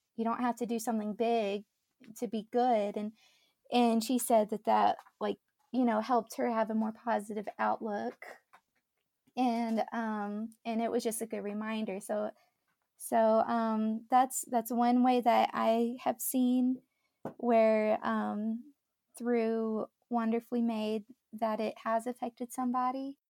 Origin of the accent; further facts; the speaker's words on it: Dallas, Texas, United States; moved away as an adult; also born or lived in Mississippi; born and raised in the Dallas area in Texas